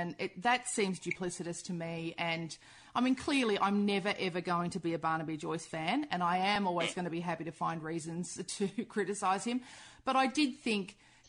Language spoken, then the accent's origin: English; Toowoomba, Queensland, Australia; growing up in regional Queensland, I don't know if it's that way now, but when I grew up in Toowoomba in the 70s and 80s